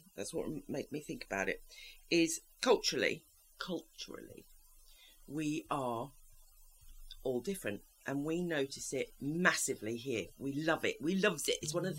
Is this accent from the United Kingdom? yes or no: yes; England, United Kingdom; moved away as an adult; now in Spain